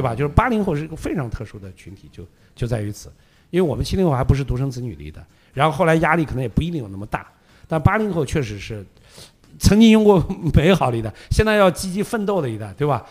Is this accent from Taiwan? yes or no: no; Xi'an, Shaanxi, China; moved away as an adult; also born or lived in Shenzhen; now in Beijing, China; 你像我是西安的嘛，对吧？我当时离开西安去深圳去打工，后来又到北京来